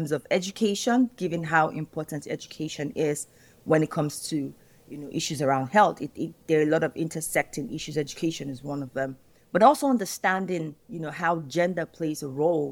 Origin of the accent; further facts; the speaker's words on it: Nigeria; Nigeria, my home country.